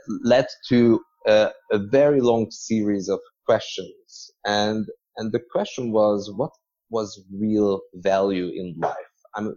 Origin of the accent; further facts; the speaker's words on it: Budapest, Hungary; now in Hong Kong; I'm originally from Hungary, and between Budapest, where I was born, and Hong Kong, I lived in another 8 cities